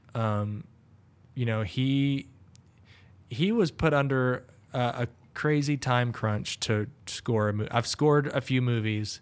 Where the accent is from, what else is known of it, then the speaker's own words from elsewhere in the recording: the South, United States; growing up in the South